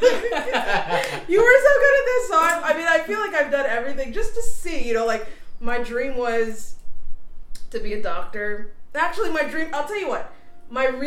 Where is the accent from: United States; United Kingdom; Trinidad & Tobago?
Trinidad & Tobago; moved away; I'm an American citizen, but I was born in Trinidad